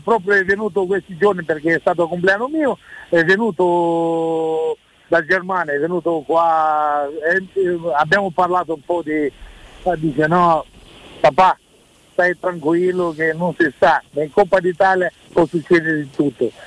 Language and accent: Italian; Moldova; Italian is a second language; moved away as an adult; now in Italy; Sono un, eh, un ragazzo moldavo